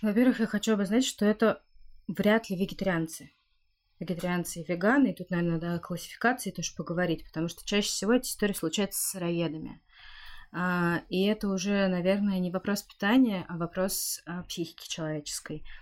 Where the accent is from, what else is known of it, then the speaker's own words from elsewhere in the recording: Siberia, Russia; я родилась в Сибири, э, там, где очень холодно, где настоящая зима